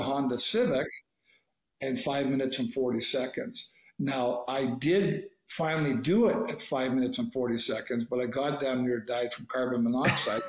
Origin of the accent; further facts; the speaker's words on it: Canada; I'm Canadian